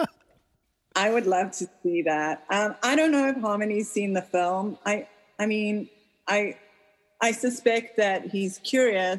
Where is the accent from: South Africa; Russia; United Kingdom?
South Africa; now in United States; I grew up in South Africa where 90% of people weren't allowed to vote when I was growing up